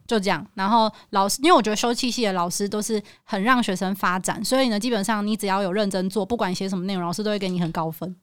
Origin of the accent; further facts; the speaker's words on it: Taipei, Taiwan; 我是台北人，台， 我台语很破